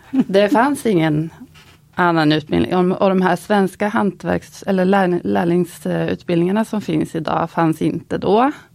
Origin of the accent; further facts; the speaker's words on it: Linköping, Östergötland, Sweden; jag kommer från Linköping som är en universitetsstad där det var helt andra karriärer som liksom hägrade för många